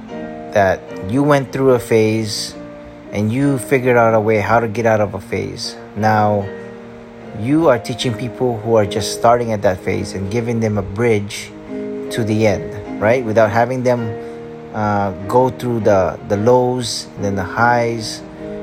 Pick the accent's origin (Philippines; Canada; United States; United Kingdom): Philippines; I'm also Filipino